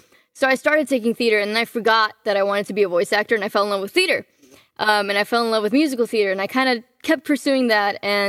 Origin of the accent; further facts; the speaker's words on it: Miami, Florida, United States; also born or lived in Cancun, Mexico; Well, I was born in Cancun, Mexico. When I was about a year old, we moved to Miami and then kind of ping-ponged around the United States. I moved back to Mexico for a while. I did school there.